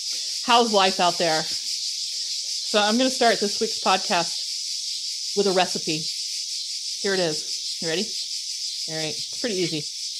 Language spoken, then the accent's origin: English; Midwest, United States; when you grow up in the Midwest, that's what you call them.